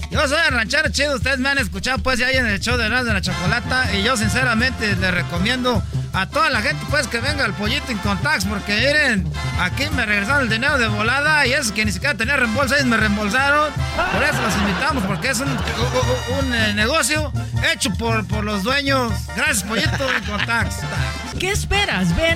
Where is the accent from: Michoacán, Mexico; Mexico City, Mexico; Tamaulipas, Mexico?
Michoacán, Mexico; Entonces, y nomás que les, voy a decir algo. Yo soy pues de Michoacán, son 100 mentirosos, pero les voy a decir